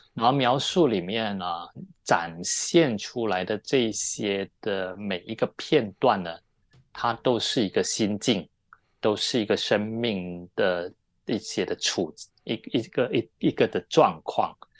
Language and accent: Chinese; Malaysia; moved away as an adult; also born or lived in Taiwan / Taipei; now in Hong Kong; 我本来，我本身是在马来西亚长大，那我们都说中文